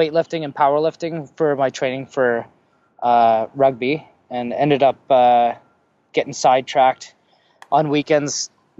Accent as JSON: {"language": "English", "town": "Saskatoon", "region": "Saskatchewan", "country": "Canada", "tie": "born or raised there", "also_born_or_lived": "Vancouver", "moved": "as an adult", "lives_now": "British Columbia, Canada", "said": "graduating from Walter Murray Collegiate in Saskatoon."}